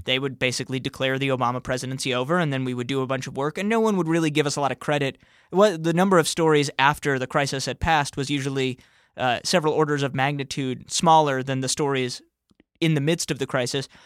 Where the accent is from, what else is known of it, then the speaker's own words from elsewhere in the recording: New York City, New York, United States; I grew up in New York City